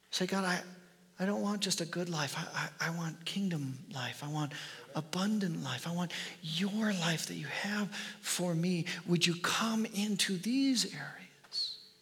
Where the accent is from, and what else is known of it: United States